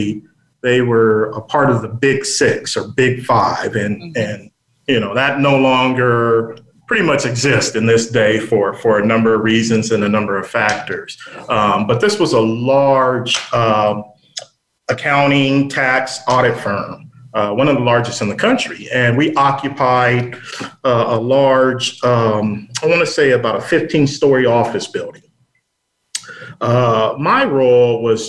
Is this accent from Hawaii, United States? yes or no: no; San Diego, California, United States; I grew up here in San Diego, California